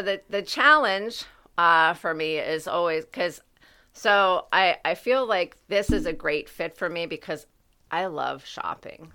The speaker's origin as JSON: {"language": "English", "country": "United States", "tie": "born or raised there", "said": "my hometown."}